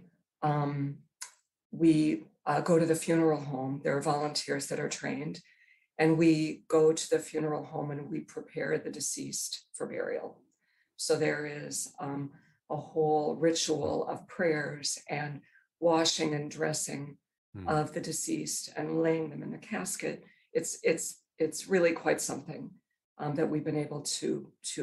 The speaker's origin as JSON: {"language": "English", "town": "Minneapolis", "region": "Minnesota", "country": "United States", "tie": "born or raised there", "said": "I grew up in Minneapolis, and I grew up in a synagogue attending family"}